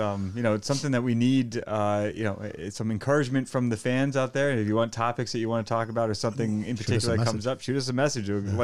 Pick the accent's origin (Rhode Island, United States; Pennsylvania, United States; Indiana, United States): Rhode Island, United States; I worked in, I grew up in the Quiddick Island, and I worked for the Middletown Newport Dell's Lemonade down in the beaches down in Middletown, Surfer's End on Third Beach.